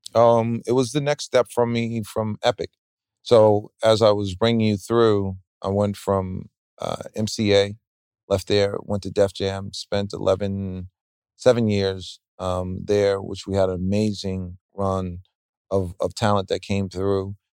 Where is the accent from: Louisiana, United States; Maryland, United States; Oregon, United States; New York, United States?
New York, United States; me as being a New Yorker